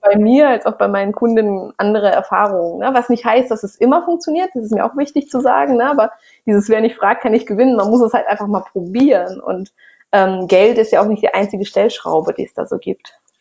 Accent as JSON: {"language": "German", "country": "Russia", "tie": "born or raised there", "moved": "yes", "said": "ich bin in Russland äh, groß geworden"}